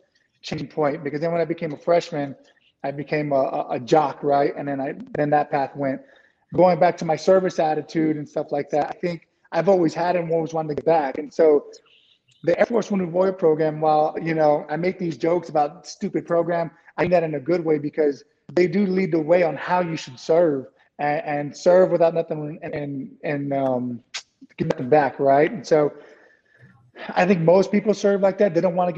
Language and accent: English; San Antonio, Texas, United States; born or raised there